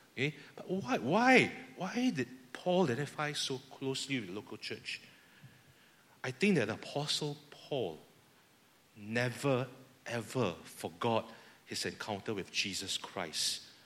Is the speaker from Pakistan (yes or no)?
no; Singapore; I speak as fellow Singaporean here. Our culture in Singapore